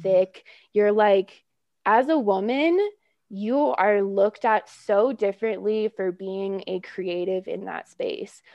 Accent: Oakland, California, United States; moved away; It was really tempting to move back to where I grew up in Oakland Hills. into the Bay Area

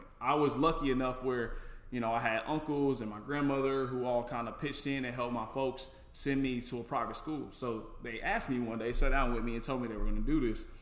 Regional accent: Kansas City, Missouri, United States; I grew up in the inner city. I grew up on 12th in Brooklyn, so right there on 12th Street by the Gates Barbecue

